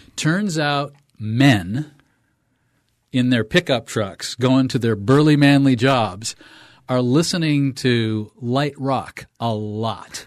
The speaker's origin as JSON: {"language": "English", "town": "Waterville", "region": "Maine", "country": "United States", "tie": "born or raised there", "said": "in my hometown, W T V L, A M and F M, Waterville"}